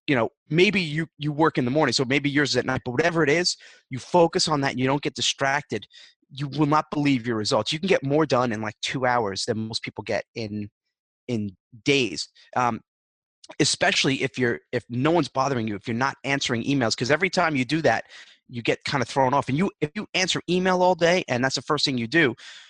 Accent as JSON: {"language": "English", "region": "New York", "country": "United States", "said": "I'm a New Yorker"}